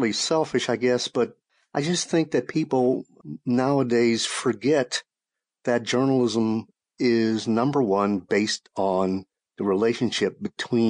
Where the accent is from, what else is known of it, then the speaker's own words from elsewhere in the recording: Shreveport, Louisiana, United States; moved away; also born or lived in Texas; I wound up working at my hometown paper in Shreveport, Louisiana